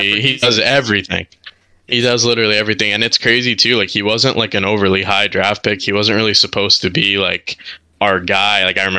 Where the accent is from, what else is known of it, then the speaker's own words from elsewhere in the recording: Montreal, Quebec, Canada; My mom was Canadian, so was my dad. But so my mom and I, being Canadian, had to come back.